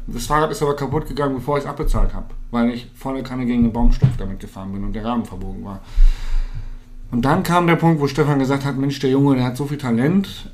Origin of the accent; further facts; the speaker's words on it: Hanover, Lower Saxony, Germany; moved away; Ich komme aus Hannover oder ich habe zu dem Zeitpunkt in Hannover gelebt